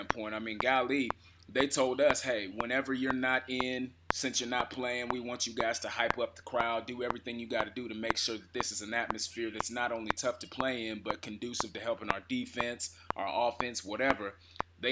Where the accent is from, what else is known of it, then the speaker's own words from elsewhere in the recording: Kansas City, Missouri, United States; I'm from Kansas City